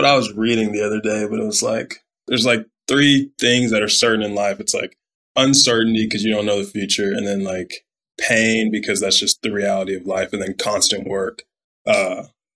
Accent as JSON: {"language": "English", "town": "Mansfield", "region": "Texas", "country": "United States", "tie": "born or raised there"}